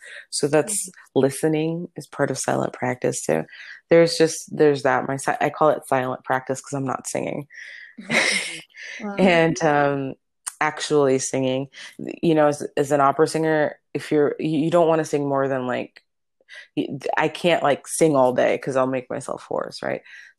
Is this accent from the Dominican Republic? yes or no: yes; Dominican Republic; I'm from the Dominican Republic. She's half Dominican.